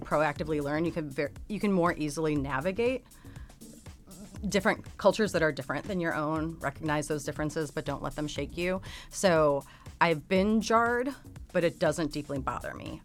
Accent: United States; I'm an American

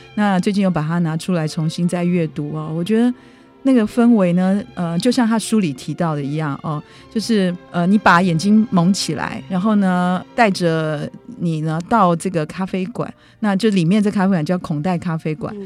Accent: Taipei, Taiwan; 我们台北人

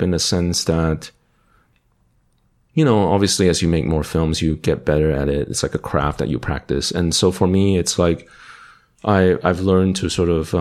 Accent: Malaysia; also born or lived in Dallas, Texas; now in Austin, United States; I was born and raised in Malaysia

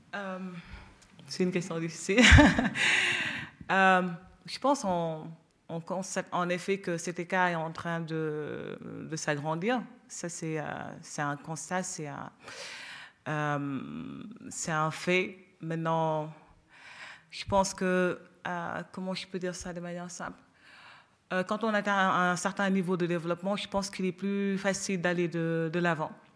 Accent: Senegal; moi, en tant que Sénégalaise

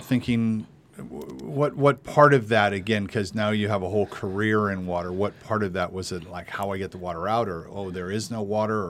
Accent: California, United States; I'm being a Californian, a native Californian, and been around this whole issue of water and droughts, and you know, here in Santa Barbara since '72

